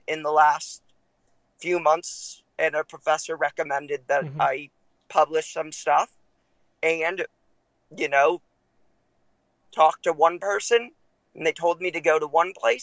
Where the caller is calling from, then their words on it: Los Angeles, California, United States; I'm calling from Los Angeles, California.